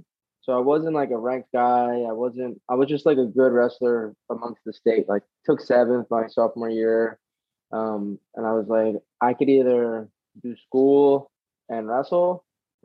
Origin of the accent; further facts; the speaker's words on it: Edison, New Jersey, United States; also born or lived in Toms River, New Jersey; I grew up in Edison, which is like an hour north.